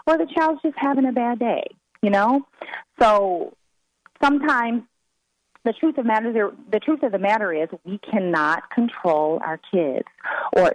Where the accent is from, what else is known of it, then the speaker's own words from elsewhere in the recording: the South, United States; I'm from the South